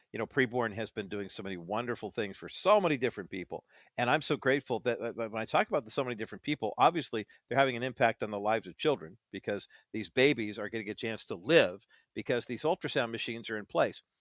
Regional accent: near Alhambra/Orange County, California, United States; I grew up near Almadena

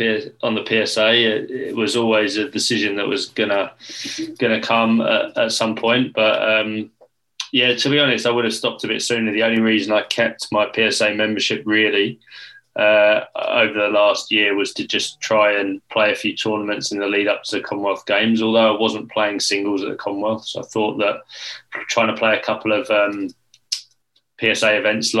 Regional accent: England, United Kingdom; we as English players

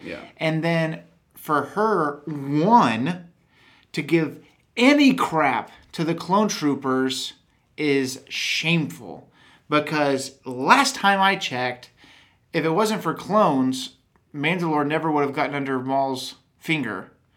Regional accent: Texas, United States; accent: Texan; I'm from Texas, and I, I don't not that I have a heavy Texan accent

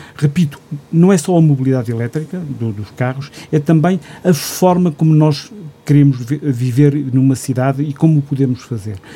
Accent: Gouveia, Centro, Portugal; meu conselho, que sou de Gouveia

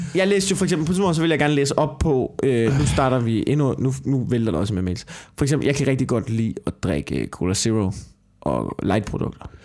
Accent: Denmark

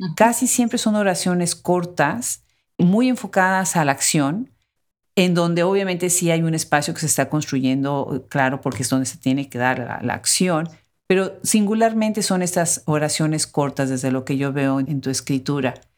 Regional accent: Mexico; Nosotros en México, mi país de origen

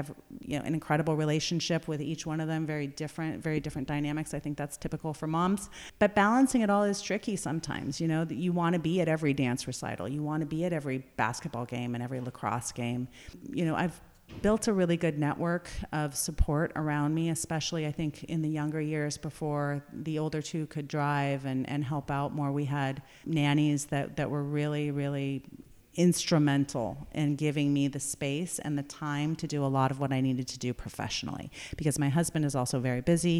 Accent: Napa Valley, California, United States; as a young person growing up in Napa Valley and then moving away and coming back

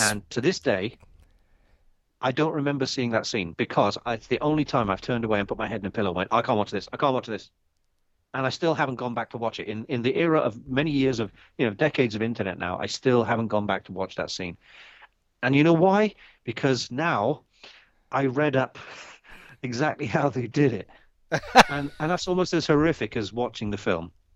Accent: London, United Kingdom; We're both from North London.

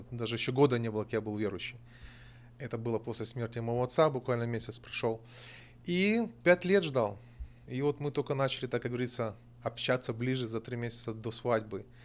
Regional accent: Pripyat, Kyiv Oblast, Ukraine; Russian is a second language; also born or lived in Donbas; Родился в Украине я, а в Житомирской области. Будучи ребенком, семьей переехал в Припять. В 86 году авария на Чернобыле. А отец нас всех вывез, были эвакуированы, одно время жили в Донбассе, потом очутились в Киеве.

